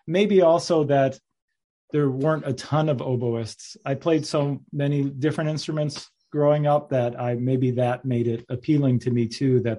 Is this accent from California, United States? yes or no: no; Michigan, United States; I grew up in Michigan